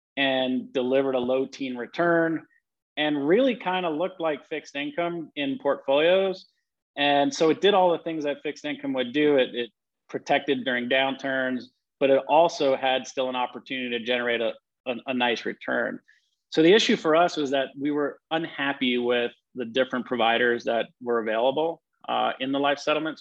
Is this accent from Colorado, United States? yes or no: no; New York City, New York, United States; growing up in Queens, New York